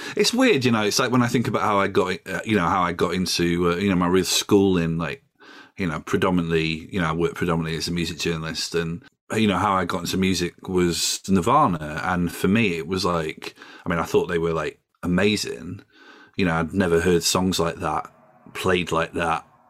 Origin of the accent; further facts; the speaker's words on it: Doncaster, Yorkshire and the Humber, United Kingdom; now in London, United Kingdom; I live in London, I'm from Doncaster